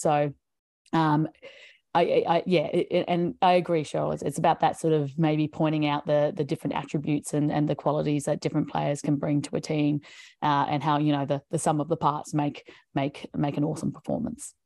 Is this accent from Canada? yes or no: no; Brisbane, Queensland, Australia; my hometown of Brisbane